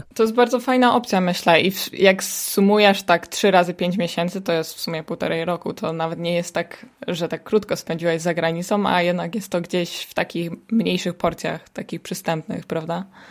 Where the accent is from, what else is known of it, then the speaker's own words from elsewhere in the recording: Poland; moved away as an adult; now in Netherlands; jestem tylko ja z Polski